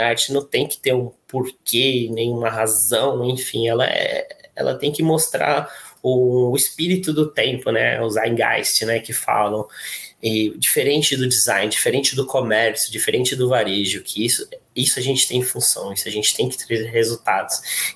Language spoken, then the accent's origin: Portuguese; Porto Ferreira, São Paulo, Brazil; eu sou do interior de São Paulo, tá? Sou daqui da cidade de Porto Ferreira